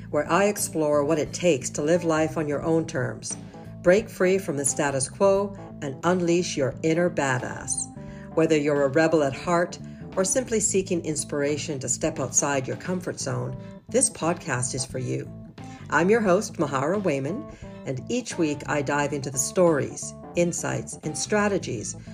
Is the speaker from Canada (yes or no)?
yes; Canada; I'm Jamaican and I was raised in Canada.